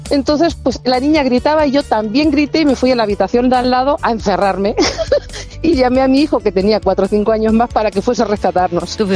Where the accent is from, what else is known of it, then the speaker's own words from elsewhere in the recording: Argentina; yo con el mate todos los días como buenos argentinos.